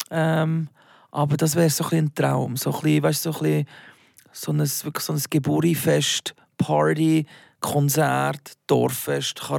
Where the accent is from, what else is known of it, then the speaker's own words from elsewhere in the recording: Basel, Basel-Stadt, Switzerland; accent: Baseldeutsch; now in Zürich, Switzerland; Also, wenn ich äh, in meiner alten Heimat bin, rede ich sicher mehr äh, Baseldeutsch als äh, wenn ich jetzt irgendwie mit dir bin.